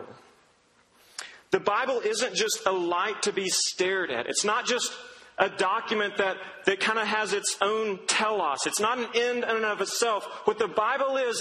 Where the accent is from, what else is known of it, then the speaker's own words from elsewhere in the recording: Duncan, Oklahoma, United States; I grew up in Duncan, Oklahoma, which is a nothing of a town in southern Oklahoma